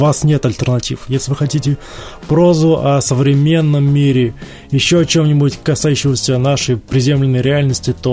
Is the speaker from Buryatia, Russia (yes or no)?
no; Ryazan Oblast, Russia; accent: Ryazan; Простите мой рязанский акцент.